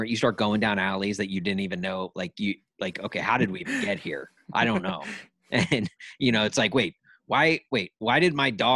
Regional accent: Nashville, Tennessee, United States; my hometown of Nashville

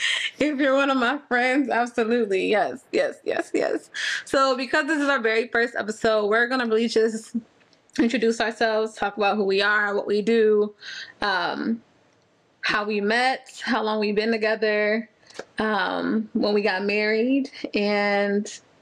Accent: Florida, United States; moved away as an adult; now in Houston, United States; Oh, we're not from Texas. We are Florida people through and through.

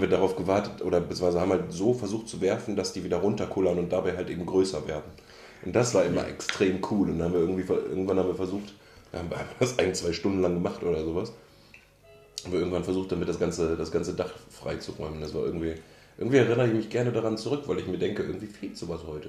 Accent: Münster, North Rhine-Westphalia, Germany; ich komme gebürtig und bin auch dort aufgewachsen aus Münster oder aus der Nähe von Münster

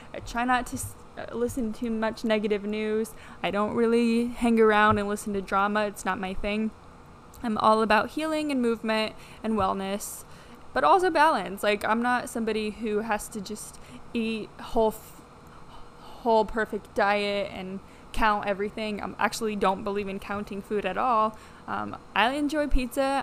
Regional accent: Midland, Michigan, United States; also born or lived in Texas; now in Miami, United States; I grew up in Midland, Michigan, small town, um, all the way up there.

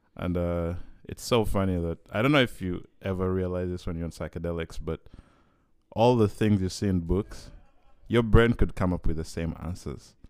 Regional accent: Uganda; moved away as an adult; now in Vancouver, Canada; I come from Uganda

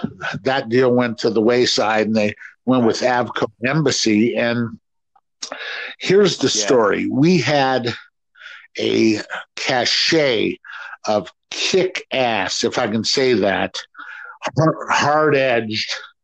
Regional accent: Akron, Ohio, United States; moved away as an adult; now in Los Angeles, United States; Akron's a great town. That's my hometown, and I learned a lot there. I learned a lot about music and learned how to play there. And when I was 18, I packed it up and moved to beautiful Los Angeles.

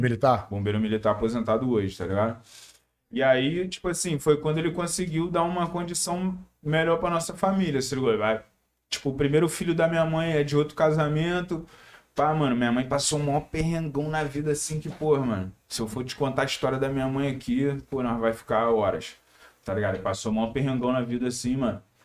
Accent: Teresópolis, Rio de Janeiro, Brazil; Na favela de Teresópolis. É, Teresópolis, estado do Rio

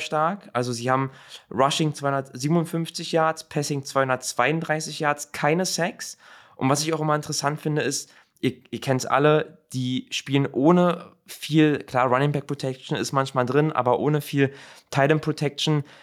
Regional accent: Berlin, Germany; now in Milan, Italy; für mich als Berliner, der nach Mailand

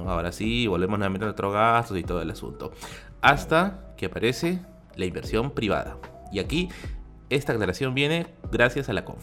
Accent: Peru

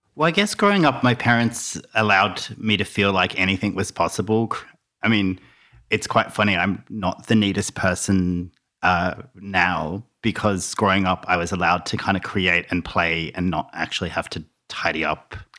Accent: Melbourne, Victoria, Australia; also born or lived in Launceston, Tasmania; now in Byron Bay, Australia; we moved to the mainland when I was around ten to Melbourne, and I grew up in Melbourne

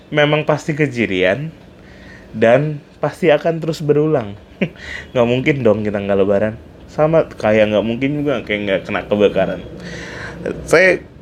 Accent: Pontianak, West Kalimantan, Indonesia; saya pun waktu dari kecil kan memang tinggal di Pontianak jadi saya paham betul bahwa ketika kebut asap datang itu adalah momen paling buruk di hidup saya

